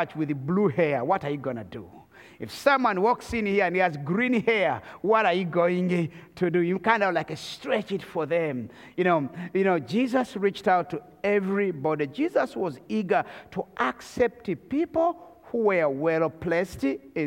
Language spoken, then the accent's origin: English; Rwanda; I come from the Tutsi tribe of Rwanda